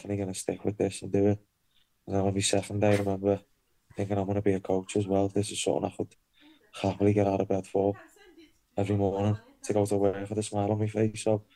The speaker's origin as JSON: {"language": "English", "town": "Liverpool", "region": "North West England", "country": "United Kingdom", "tie": "born or raised there", "said": "So obviously I'm from Liverpool, grew up in Speke, rough council estate"}